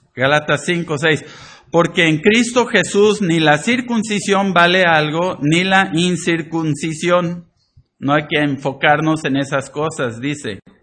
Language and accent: Spanish; Poza Rica, Veracruz, Mexico; moved away; crecí en México, pero así no le hacíamos allá en Poza Rica